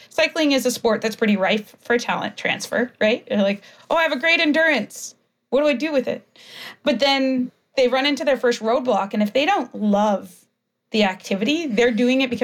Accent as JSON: {"language": "English", "country": "Canada", "tie": "born or raised there", "said": "growing up in Canada"}